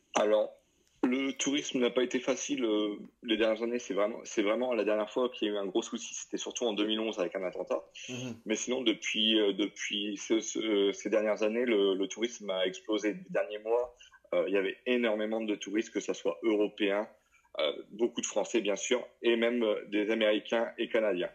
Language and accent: French; northern France, France; moved away as an adult; also born or lived in Lyon, France / South Africa; now in Marrakech, Morocco; je suis originaire du nord de la France